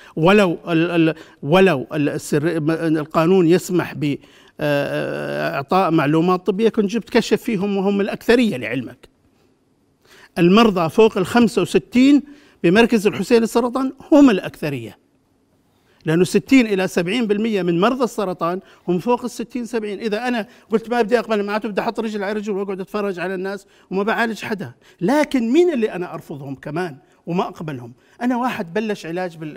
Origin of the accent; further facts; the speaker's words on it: Jordan; انا كاردني افخر بذلك